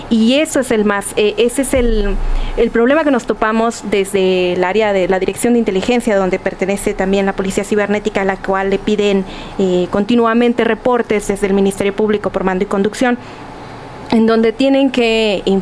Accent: Sonora, Mexico; moved away

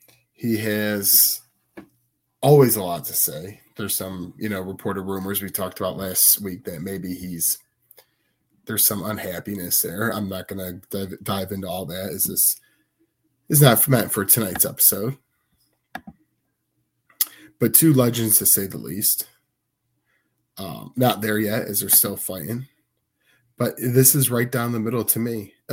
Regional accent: Chicago, Illinois, United States; All Out in my hometown, CM Punk's hometown, and Tone's hometown.

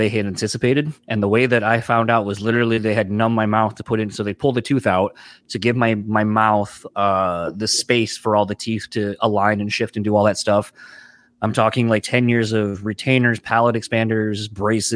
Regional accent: Delaware, United States; moved away; growing up in Delaware originally, that's where I'm from

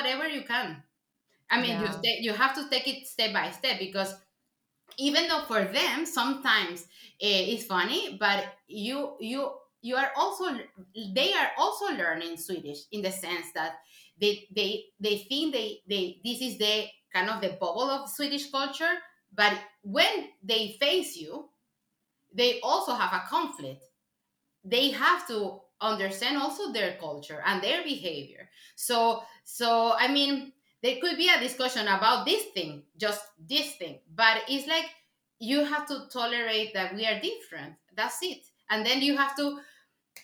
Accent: Venezuela; first language Spanish; English is a second language; now in Sweden; I'm originally from Venezuela.

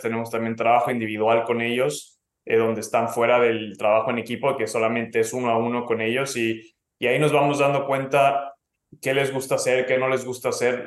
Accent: Mexico; now in California, United States; me fui de México y estaba en otro país con otro idioma

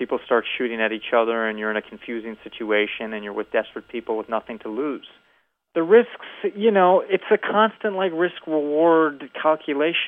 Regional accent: Evanston, Illinois, United States; moved away; I grew up in Evanston, Illinois.

